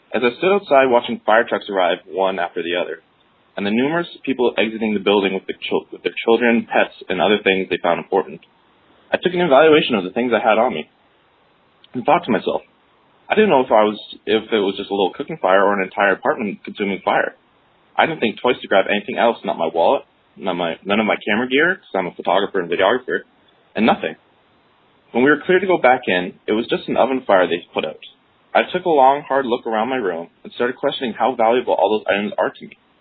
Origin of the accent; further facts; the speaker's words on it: London, Ontario, Canada; I'm from London, Ontario, Canada